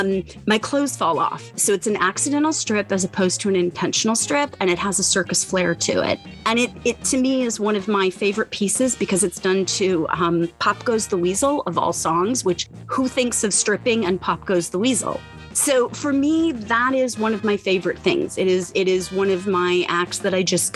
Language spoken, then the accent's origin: English; Florida, United States; I grew up in Florida predominantly